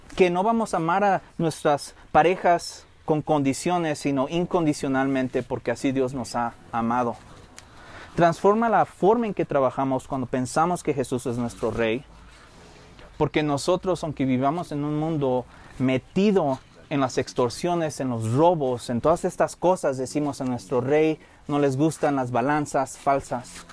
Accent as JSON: {"language": "Spanish", "region": "Michoacán", "country": "Mexico", "said": "soy el único michoacano que ha visto cómo ponen los aguacates"}